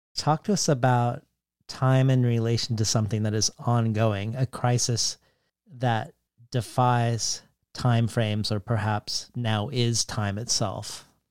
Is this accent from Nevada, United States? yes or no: no; Colorado, United States; growing up in Colorado